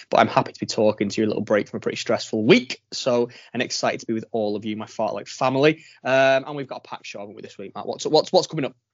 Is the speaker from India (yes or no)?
no; Widnes, North West England, United Kingdom; I've made my way back to my hometown. Widnes. Widnes.